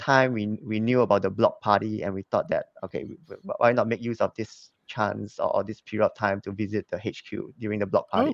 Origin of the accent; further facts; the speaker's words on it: Singapore; moved away as an adult; also born or lived in Hong Kong; I was born in Singapore, so I'm a Singapore citizen.